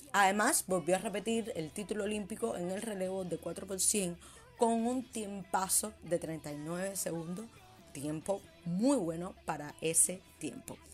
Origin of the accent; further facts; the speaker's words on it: Cuba; como cubana me siento muy orgullosa